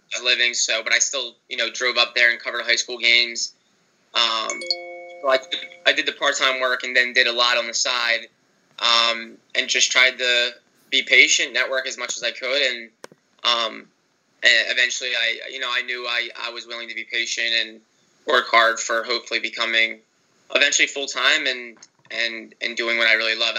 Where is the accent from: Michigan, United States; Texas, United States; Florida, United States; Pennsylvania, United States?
Pennsylvania, United States; Broomall; I'm from right outside in Delaware County in Broomall